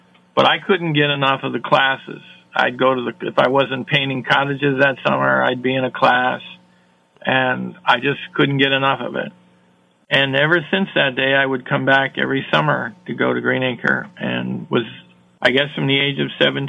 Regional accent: Iowa, United States; I was a lonely teenager. Growing up in Iowa, I didn't really know anybody.

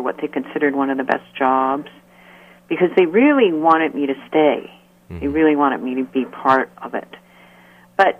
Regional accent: United States; also born or lived in North Dakota / Washington State / Salem, Massachusetts / Israel; I'm really from America

